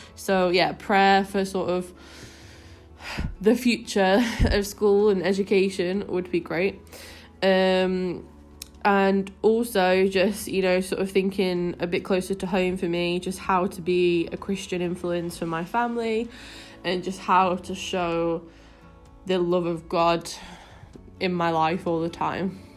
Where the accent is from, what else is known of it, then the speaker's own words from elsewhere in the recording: Manchester, North West England, United Kingdom; also born or lived in Leicester; I'm actually from Manchester, but uh, I moved to Leicester when I was 18 and then lived there for seven years